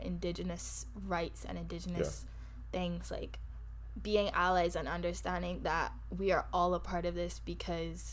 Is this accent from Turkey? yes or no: no; Barbados; accent: Bajan; moved away as an adult; now in Canada; From Barbados